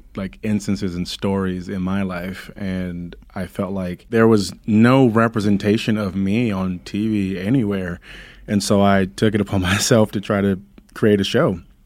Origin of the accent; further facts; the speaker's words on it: Compton, California, United States; growing up in Compton